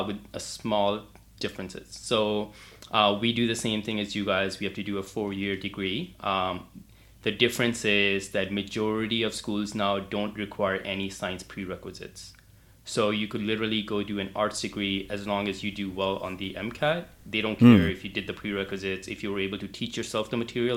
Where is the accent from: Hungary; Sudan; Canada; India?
Canada; Calgary, Alberta; also born or lived in Houston; So I'm from Canada. I'm from Calgary. It's a city in the province of Alberta